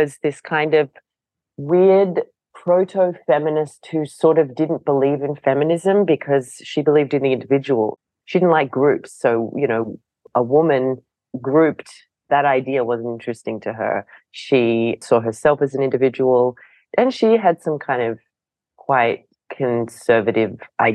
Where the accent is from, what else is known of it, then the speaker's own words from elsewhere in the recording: Australia; as an Australian